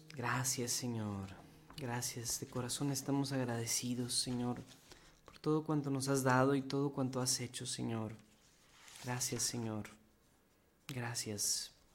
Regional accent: Mexico; aquí en varios de los que vemos este programa somos mexicanos.

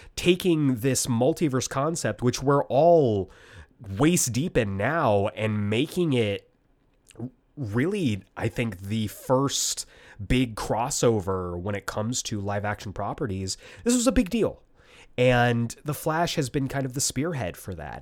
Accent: Tucson, Arizona, United States; we come from Tucson, Arizona

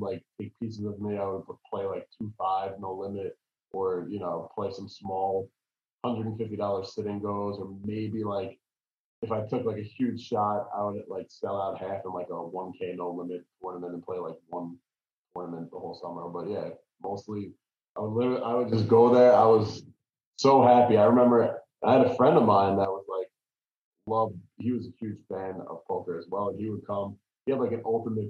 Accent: New York, United States; I grew up in New York

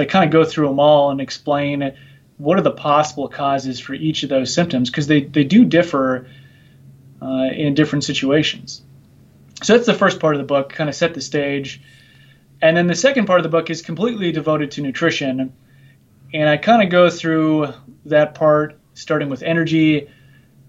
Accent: Minnesota, United States; moved away as an adult; also born or lived in Nebraska; now in Virginia, United States; I'm originally from Minnesota here in the United States

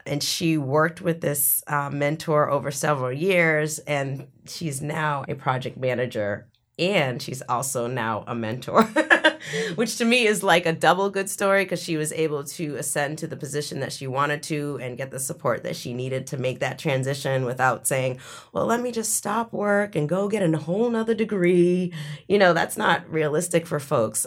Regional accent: Boston, Massachusetts, United States; growing up in Boston

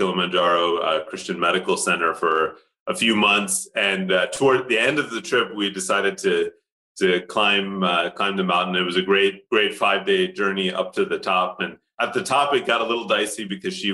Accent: Pittsburgh, Pennsylvania, United States; first language Tamil; English is a second language; moved away as an adult; now in Switzerland; My parents started a temple in Pittsburgh. And so we were very closely tied to the Indian community there. I learned Tamil before I learned English from my grandmother.

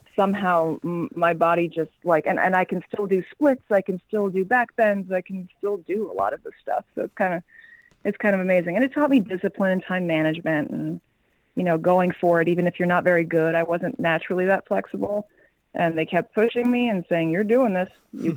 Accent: New York City, New York, United States; also born or lived in Los Angeles; I'm originally from New York, from Forest Hills, Queens, and I went to Brooklyn Tech for high school. And yeah, never left New York, born and raised

